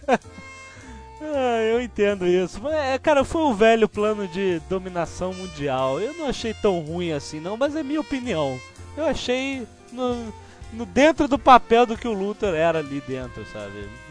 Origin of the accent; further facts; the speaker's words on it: Brazil; Eu, Brasil, Brasil